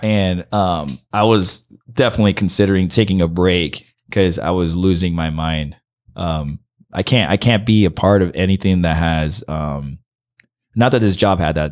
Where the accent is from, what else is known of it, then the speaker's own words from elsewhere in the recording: Santa Ana, California, United States; English is a second language; moved away as an adult; also born or lived in Miami; now in Los Angeles, United States; I grew up in Santa Ana